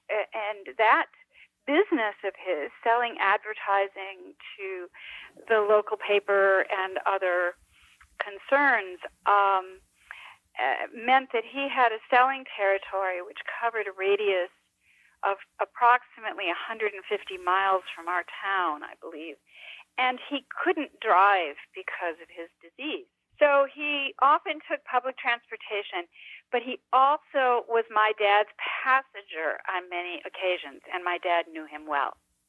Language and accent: English; Antigo, Wisconsin, United States; moved away; my hometown of Antigo, Wisconsin.